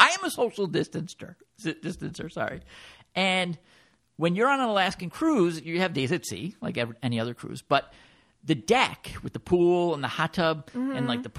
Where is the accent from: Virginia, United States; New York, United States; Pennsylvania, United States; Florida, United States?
Florida, United States; Fort Lauderdale; I know we're from Fort Lauderdale.